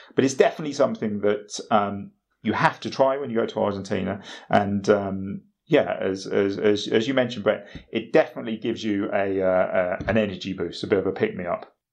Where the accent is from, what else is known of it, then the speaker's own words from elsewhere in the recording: United Kingdom; as a British person